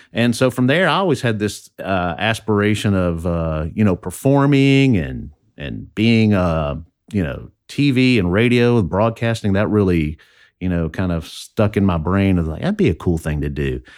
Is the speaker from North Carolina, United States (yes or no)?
no; southern Indiana, United States; also born or lived in Louisville, Kentucky / Alexandria; now in Baton Rouge, United States; We moved, uh, to Indiana when, I guess I was in first grade and lived on a farm in a forty acre farm in southern Indiana.